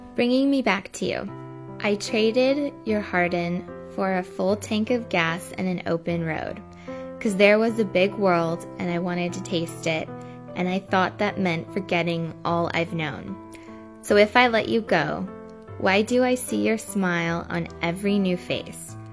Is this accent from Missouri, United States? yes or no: no; California, United States; I'm a singer from the United States in California